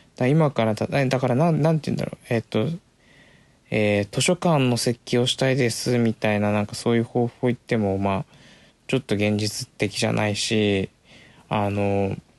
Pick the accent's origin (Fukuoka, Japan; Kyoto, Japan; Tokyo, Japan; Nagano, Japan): Tokyo, Japan; Komae; 自分が住んで生まれ、生まれて住んできた、育った町、狛江